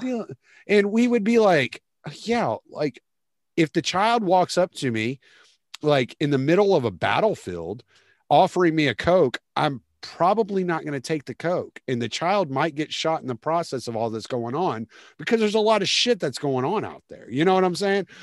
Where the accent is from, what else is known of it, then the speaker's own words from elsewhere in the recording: Lake Charles, Louisiana, United States; also born or lived in Houston, Texas; now in Beaumont area, United States; I'm from Lake Charles okay. originally, so yeah, but I spent most of my time in Houston.